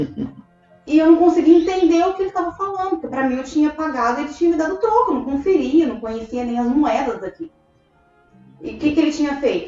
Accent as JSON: {"language": "Portuguese", "country": "Brazil", "also_born_or_lived": "Rio de Janeiro", "moved": "as an adult", "said": "eu já vim do, do Brasil. E hoje, né, que eu tô aqui há três anos"}